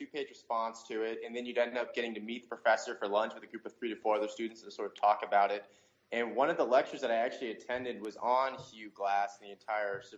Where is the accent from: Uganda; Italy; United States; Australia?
United States; Cincinnati, Ohio; I'm originally from Cincinnati, Ohio